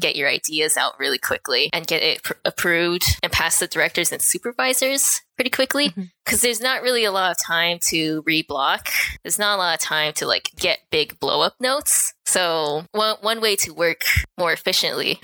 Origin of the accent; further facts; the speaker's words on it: Anaheim, California, United States; moved away as an adult; also born or lived in San Francisco, California / Canada; now in Vancouver, Canada; I grew up in Anaheim, California